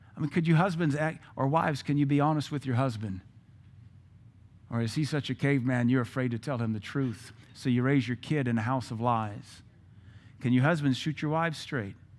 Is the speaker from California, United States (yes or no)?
no; Seattle, Washington, United States; moved away; I'm from Seattle.